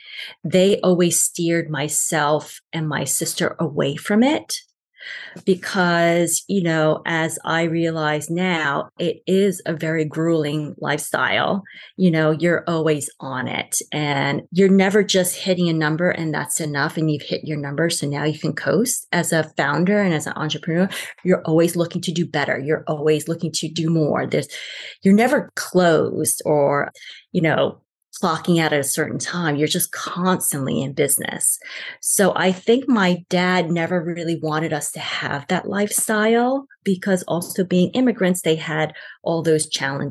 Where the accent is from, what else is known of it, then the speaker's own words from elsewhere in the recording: New York City, New York, United States; also born or lived in Argentina / Long Island; we grew up in Queens, then Long Island, pretty normal-ish